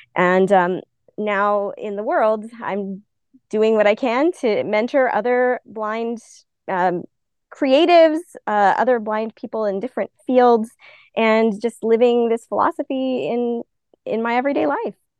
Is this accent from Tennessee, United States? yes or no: no; Albuquerque, New Mexico, United States; I'm originally from Albuquerque, New Mexico, so always once a New Mexico native, always a New Mexico native.